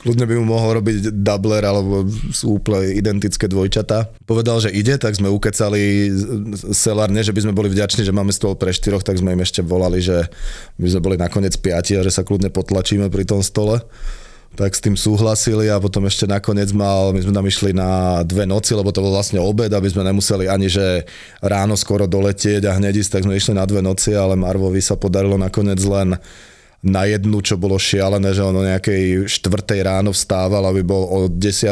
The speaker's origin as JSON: {"language": "Slovak", "country": "Slovakia", "said": "my sme partia zo Slovenska"}